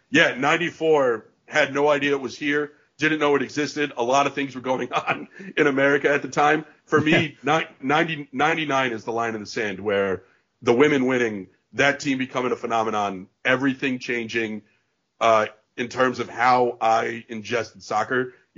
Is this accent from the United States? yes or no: yes; New York, United States; But from a kid growing up in New York perspective